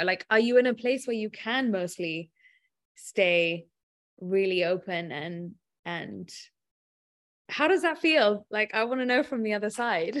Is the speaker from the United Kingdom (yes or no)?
yes; England, United Kingdom; being English